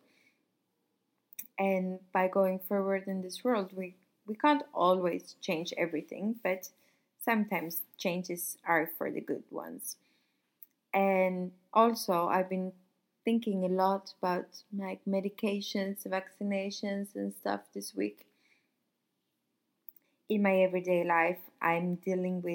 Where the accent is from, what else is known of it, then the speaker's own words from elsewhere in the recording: Sweden; also born or lived in Paris, France; now in Nice, France; I'm from Sweden. I used to live in Paris. Now I live here and I work here.